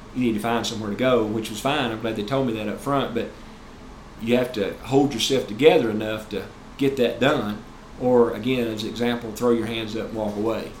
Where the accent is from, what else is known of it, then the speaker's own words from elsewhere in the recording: Tennessee, United States; of course I'm from Tennessee